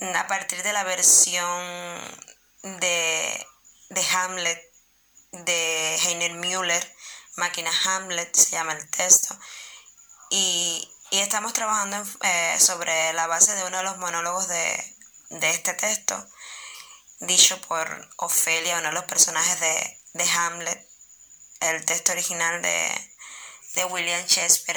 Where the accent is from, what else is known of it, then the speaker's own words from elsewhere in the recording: Cuba; also born or lived in Santiago de Cuba; soy actriz cubana, vivo en Santiago de Cuba, una de las ciudades más hermosas de este mi país, que es Cuba